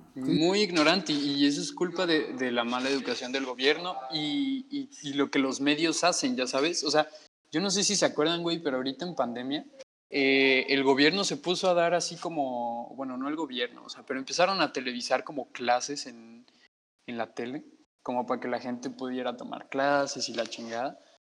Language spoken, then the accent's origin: Spanish; Mexico; moved away; el, el, mexicano está dentro de mí